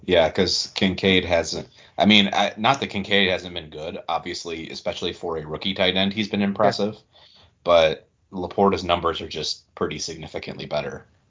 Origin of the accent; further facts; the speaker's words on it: small area ~30 minutes from Tawas, Michigan, United States; I grew up in such a small area